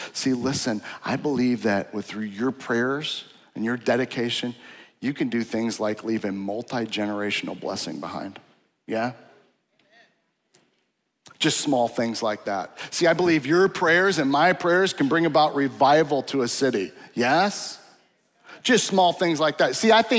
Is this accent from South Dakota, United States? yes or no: yes; South Dakota, United States; So I grew up in South Dakota, and winters there are like forever, okay? And it's all agriculture.